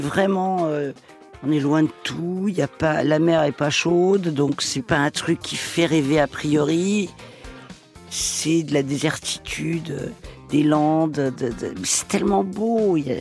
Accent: Paris, Île-de-France, France; also born or lived in Toledo, Spain (ancestry); Ma région d'origine, c'est l'Espagne même si euh, je suis parisienne

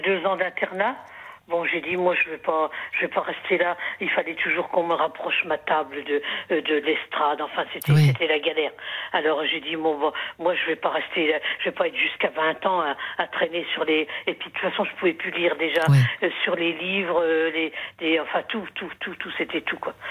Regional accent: Lorraine, Grand Est, France; moved away; also born or lived in Limoges; je suis originaire de la Lorraine.

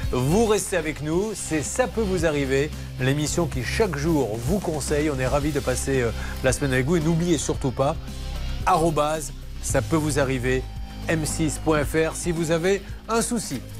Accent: Meyzieu, Auvergne-Rhône-Alpes, France; une petite ville à côté de Lyon.

